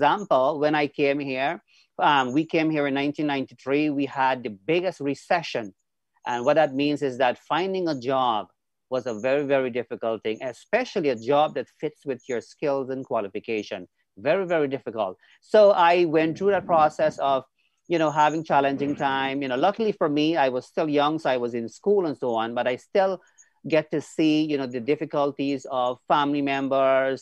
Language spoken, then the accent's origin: English; Guyana; now in Canada; I was born and raised in Guyana, South America, and now I live here in Canada.